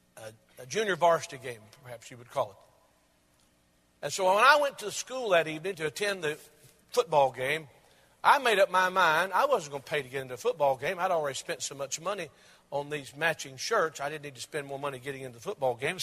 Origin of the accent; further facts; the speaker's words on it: Maryville, United States; most prominent department store in my hometown of Maryville